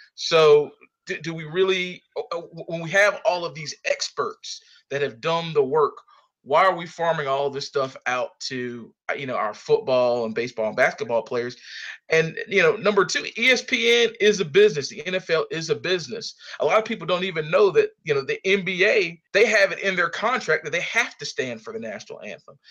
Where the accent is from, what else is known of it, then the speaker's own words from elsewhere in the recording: Sanford, North Carolina, United States; hailing from, uh, Sanford, North Carolina.